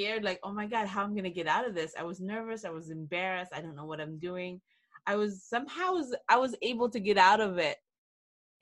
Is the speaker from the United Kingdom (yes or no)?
no; Mindanao, Philippines; also born or lived in South Orange County, California; now in Orange County, United States; I grew up in the Philippines, in Mindanao